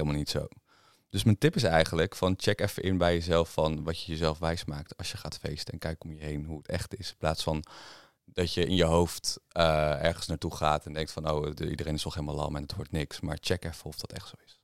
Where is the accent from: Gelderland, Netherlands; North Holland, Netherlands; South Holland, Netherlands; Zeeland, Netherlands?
Gelderland, Netherlands; Veluwe; ik ben natuurlijk opgegroeid op de Veluwe